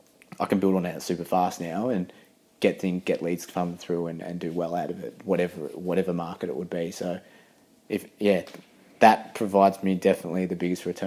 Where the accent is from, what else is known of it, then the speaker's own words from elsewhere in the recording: England, United Kingdom; born there; I was born in England originally